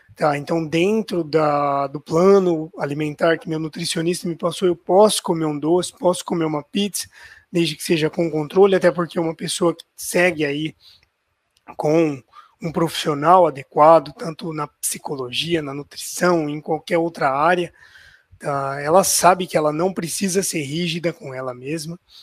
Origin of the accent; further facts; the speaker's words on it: Ribeirão Preto, São Paulo, Brazil; eu sou de Ribeirão Preto, estado de São Paulo